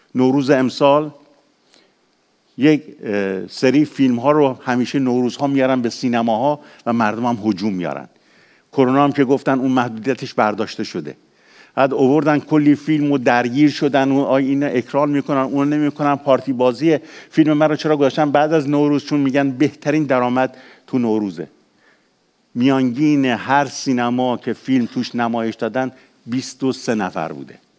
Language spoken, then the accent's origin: Persian; Iran; چون ما ایرانیم تو ایران بوده به دنیا آمدیم خیلی از ما 99 درصد ما تو ایران به دنیا آمدیم